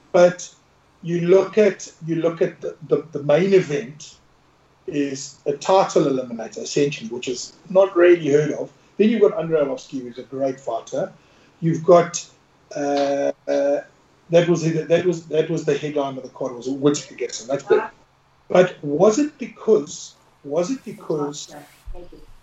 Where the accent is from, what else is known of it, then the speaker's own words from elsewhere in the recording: Knysna, Western Cape, South Africa; I was born in Nasna, in South Africa